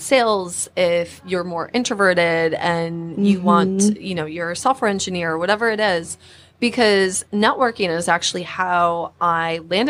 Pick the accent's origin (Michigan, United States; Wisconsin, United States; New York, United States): Michigan, United States; Petoskey; I'm actually from a small town. It's called Petoskey, Michigan.